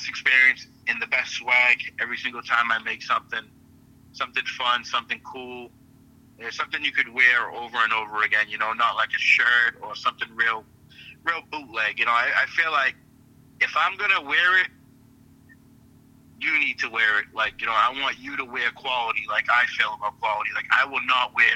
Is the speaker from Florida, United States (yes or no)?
no; Chelsea, Massachusetts, United States; also born or lived in Boston, Massachusetts; So I was born in Boston. I never lived a day in Boston. But I am so close to Boston. You can consider me Boston, where I grew up. I grew up in Chelsea, Massachusetts.